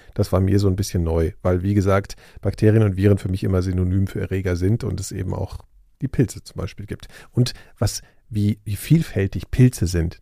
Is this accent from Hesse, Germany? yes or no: yes; Hesse, Germany; meiner Heimatstadt in Hessen